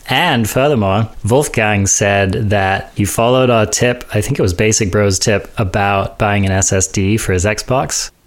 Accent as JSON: {"language": "English", "country": "United Kingdom", "said": "I'm British."}